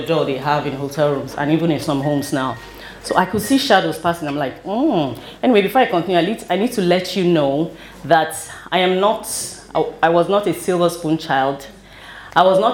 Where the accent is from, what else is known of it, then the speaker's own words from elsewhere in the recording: Port Harcourt, Rivers State, Nigeria; I grew up in Port Harcourt.